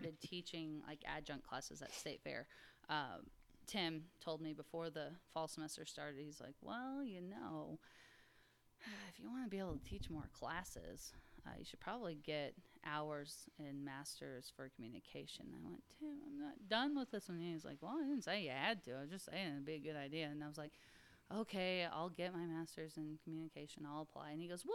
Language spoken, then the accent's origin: English; Buffalo, Missouri, United States